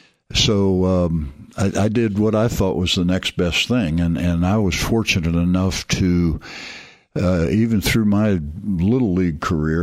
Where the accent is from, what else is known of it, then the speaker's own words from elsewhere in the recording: St. Louis, Missouri, United States; In St. Louis, Missouri.